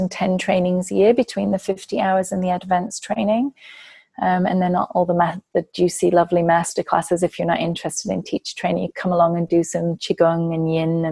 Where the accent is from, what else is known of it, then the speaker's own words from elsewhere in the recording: England, United Kingdom; moved away; as an English person